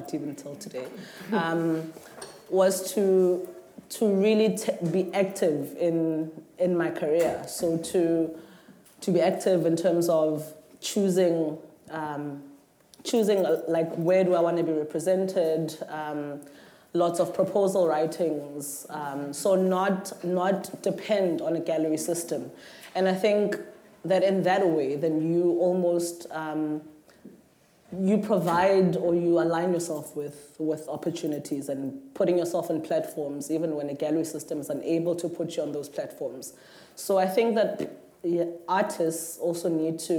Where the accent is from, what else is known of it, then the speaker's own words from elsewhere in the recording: South Africa; I'm saying as a South African artist